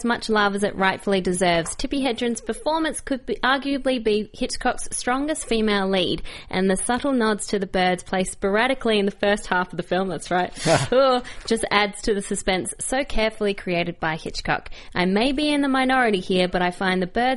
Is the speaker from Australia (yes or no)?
yes; Australia; being Australian